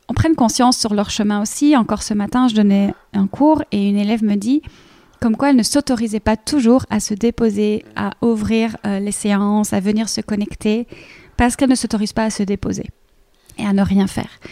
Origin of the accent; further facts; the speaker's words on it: Belgium; accent: Belgian; moved away as an adult; now in Paris, France; moi je suis belge, euh, comme ça, vous le savez tous pour le petit accent